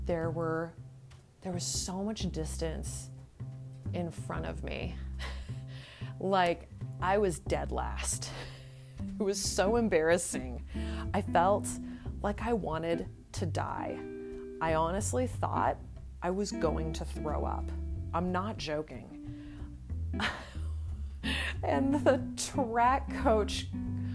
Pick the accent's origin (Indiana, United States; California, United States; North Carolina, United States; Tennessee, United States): California, United States; Redding; also born or lived in San Diego, California; I was born and raised in this small town called Redding, California, that's located about 2.5 hours north of Sacramento